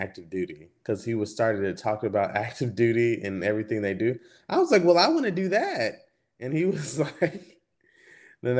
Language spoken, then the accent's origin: English; Houston, Texas, United States; moved away; I am from Texas, Houston, Texas. Well, a little smaller town on the outskirts